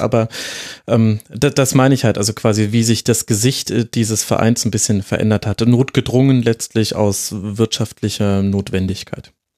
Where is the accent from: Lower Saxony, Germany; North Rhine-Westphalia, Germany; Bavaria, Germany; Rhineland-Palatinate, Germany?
Bavaria, Germany; Franconia; now in Munich, Germany; ich als gebürtiger Franke